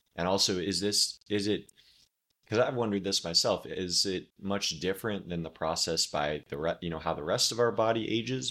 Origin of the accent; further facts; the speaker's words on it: Oregon, United States; moved away as an adult; now in Florida, United States; I grew up in Oregon